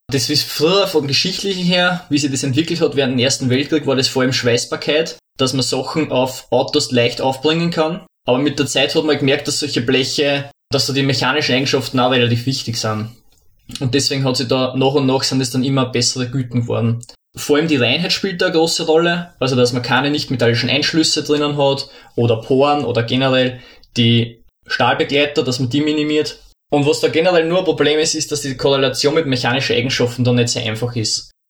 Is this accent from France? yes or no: no; Lower Austria, Austria; Ja, hallo … Ich komme ursprünglich aus Niederösterreich, habe an der Montanuni Werkstoffwissenschaften studiert